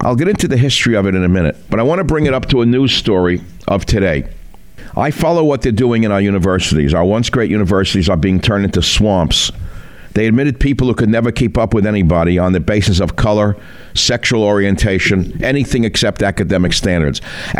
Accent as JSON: {"language": "English", "country": "United States", "said": "I'm an American"}